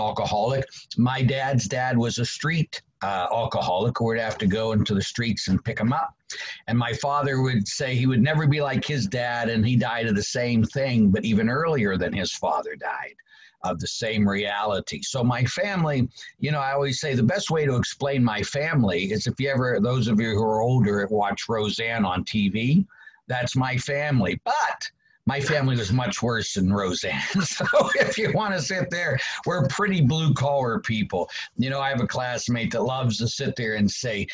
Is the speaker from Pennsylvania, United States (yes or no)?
yes; Pittsburgh, Pennsylvania, United States; now in Erie, United States; I am a Pittsburgher. I grew up in Pittsburgh, PA